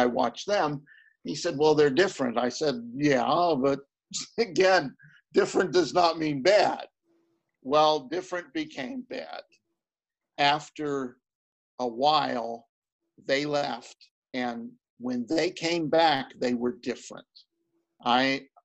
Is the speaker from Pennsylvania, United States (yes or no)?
yes; Homestead, Pennsylvania, United States; So I became a policeman too. It was in my hometown.